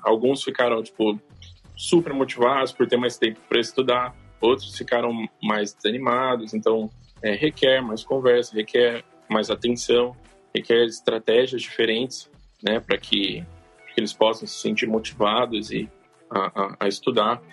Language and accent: Portuguese; Bauru, São Paulo, Brazil; eu sou de Bauru, tenho uma escola é, em Bauru